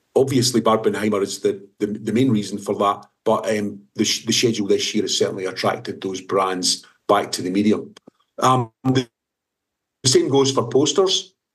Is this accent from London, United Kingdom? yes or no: no; Scotland, United Kingdom; being Scottish